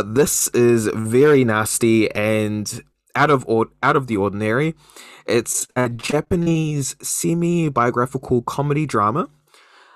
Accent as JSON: {"language": "English", "country": "New Zealand", "said": "a Kiwi"}